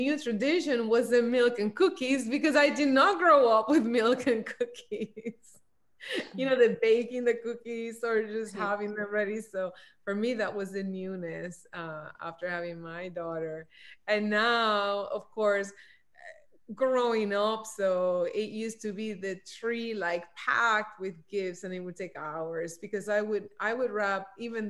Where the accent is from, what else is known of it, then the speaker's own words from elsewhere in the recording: Puerto Rico; moved away; I grew up in Puerto Rico